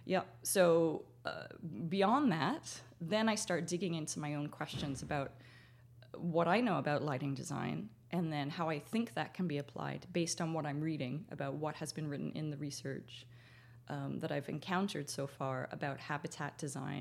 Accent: Canada; being Canadian

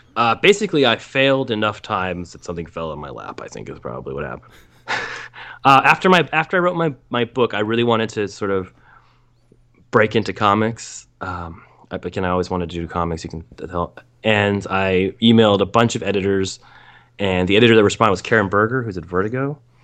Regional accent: United States; I'm an American male

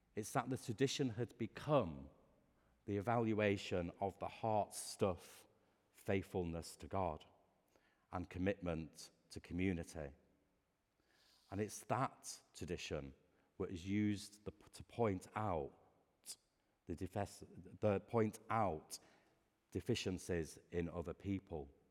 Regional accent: Lancashire, North West England, United Kingdom; I grew up in Lancashire

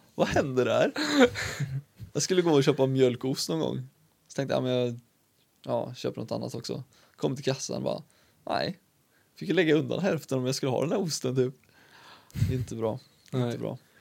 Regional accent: Karlstad, Värmland, Sweden; also born or lived in Uddevalla; jag kom hit eh, när jag var liten, liten, liten. Ett år. Så sen är jag uppvuxen i Karlstad

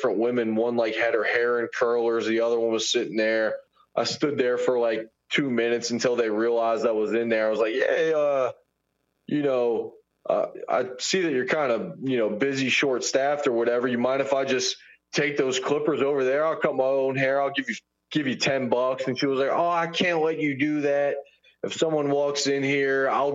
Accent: Baton Rouge, Louisiana, United States; I'm from Baton Rouge

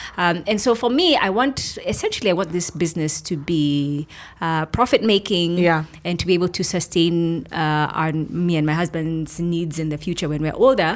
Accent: Kenya; moved away as an adult; also born or lived in United States; I felt that now I've come back to my country. Mm-hmm. I have the freedom because I'm a Kenyan.

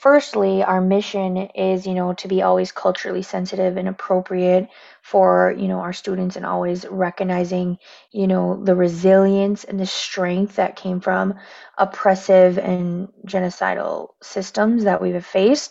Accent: Michigan, United States; I am Native American, raised, born and raised right here on the res

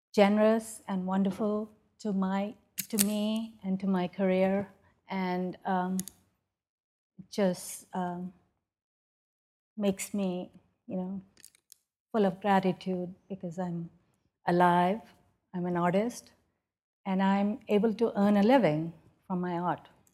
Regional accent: Pakistan; moved away as an adult; now in United States; as a woman growing up in Pakistan

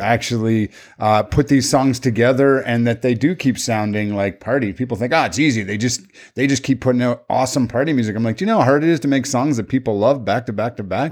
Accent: Canada; we're all Canadian

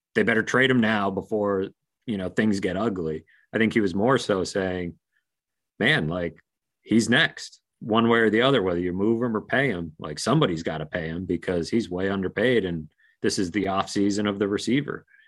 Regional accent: near Merrimack College, Massachusetts, United States; Merrimack College is real close to where I grew up

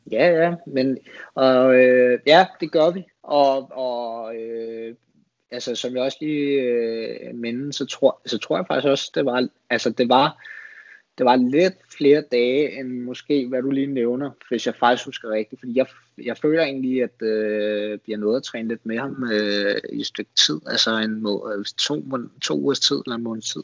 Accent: Denmark; also born or lived in Spain

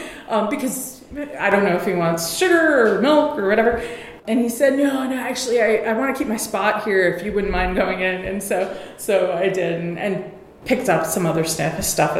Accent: New York City, New York, United States; I grew up in New York City

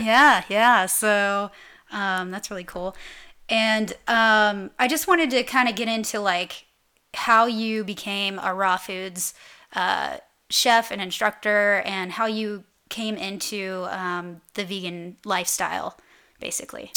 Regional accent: Atlanta, Georgia, United States; moved away as an adult; that's my hometown

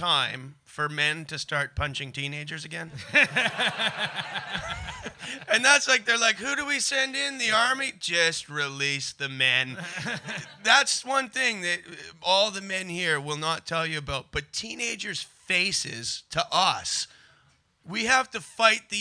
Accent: Canada; I'm Canadian

